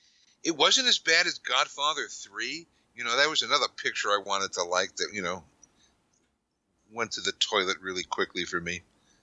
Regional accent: New York, United States; now in Westchester, United States; I'm from New York

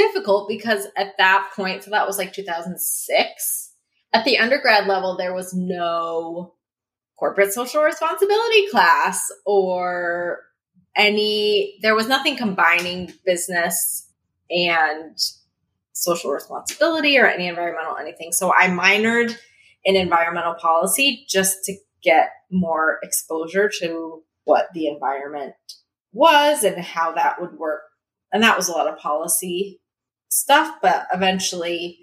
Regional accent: Washington, United States; born or raised there

